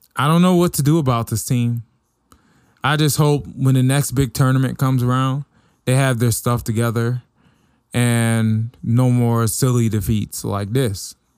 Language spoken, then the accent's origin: English; Washington, District of Columbia, United States; born or raised there; moved away; also born or lived in Oklahoma